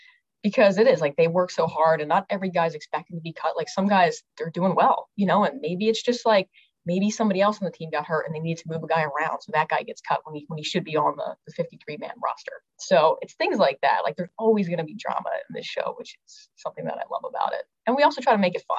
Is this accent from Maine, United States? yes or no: no; outside Philadelphia, Pennsylvania, United States; I grew up right outside of Philly